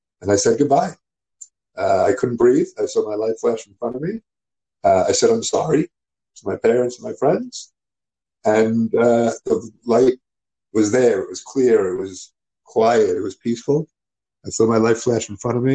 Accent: New York City, New York, United States; growing up the way that I grew up in New York City

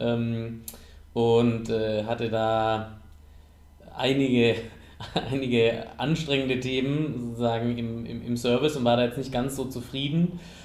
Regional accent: Southern Germany, Germany; ich komme aus Süddeutschland, aus dem ländlichen Raum

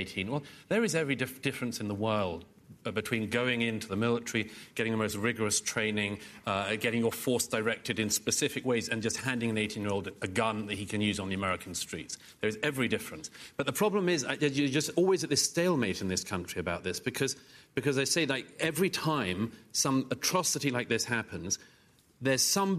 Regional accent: United Kingdom; accent: British; moved away as an adult; when I came to America from Britain

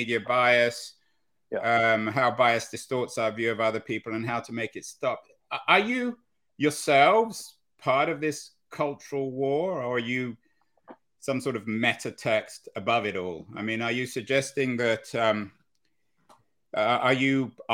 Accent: England, United Kingdom; now in United States; as an English person living in America

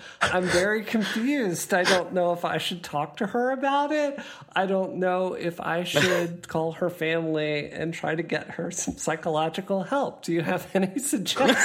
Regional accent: Mississippi, United States; I grew up in Mississippi, which was a very poor state.

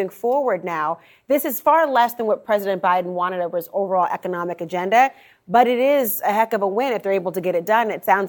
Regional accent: Minnesota, United States; I'm a Minnesotan

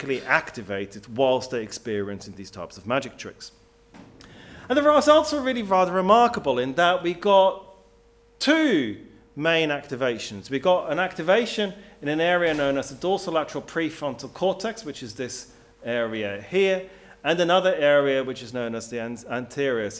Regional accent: Switzerland; now in England; I grew up in Switzerland. I then moved to England

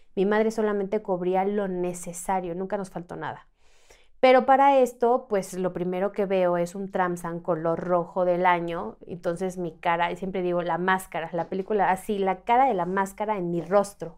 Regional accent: Mexico City, Mexico; yo soy de aquí, de la Ciudad de México

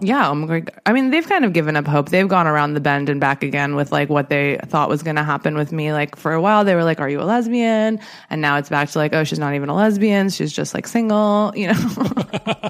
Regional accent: Southern California, United States; I'm from Southern California

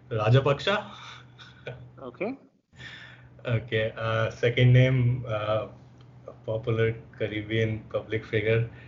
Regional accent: Kanpur, Uttar Pradesh, India; I'll just say Kanpur because it's my home state

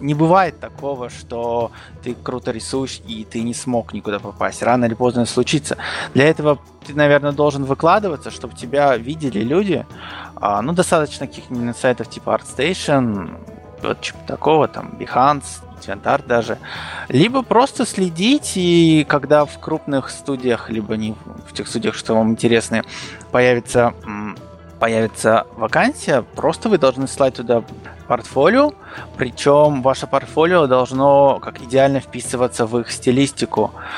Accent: Kazakhstan; moved away as an adult; now in Rostov-on-Don, Russia; Я родился в Казахстане, в маленьком таком шахтерском поселке

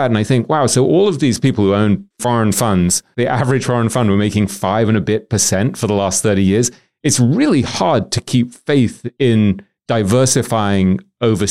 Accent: England, United Kingdom; as an Englishman

